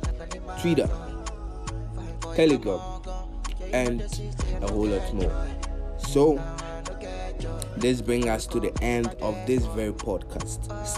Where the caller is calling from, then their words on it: Ghana; I'm talking from Ghana.